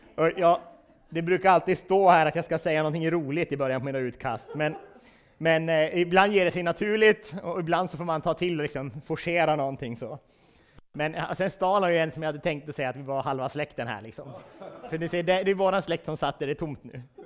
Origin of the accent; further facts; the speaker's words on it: Vilhelmina, Västerbotten County, Sweden; jag är från Vilhelmina